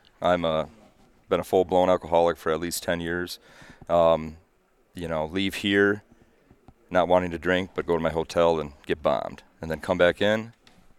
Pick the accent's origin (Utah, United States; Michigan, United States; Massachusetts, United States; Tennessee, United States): Michigan, United States; Byron; from Byron, Michigan.